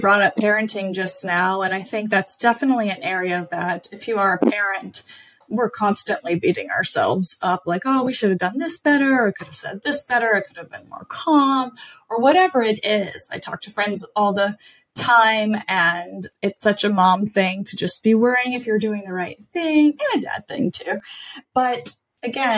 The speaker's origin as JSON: {"language": "English", "region": "South Louisiana", "country": "United States", "tie": "born or raised there", "said": "I'm born and raised in South Louisiana."}